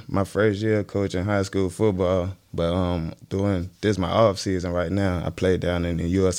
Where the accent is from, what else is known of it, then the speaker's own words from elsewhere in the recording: Richmond, Virginia, United States; I went to Armstrong, graduated from Armstrong. Graduated from MLK, so I'm from Churchill.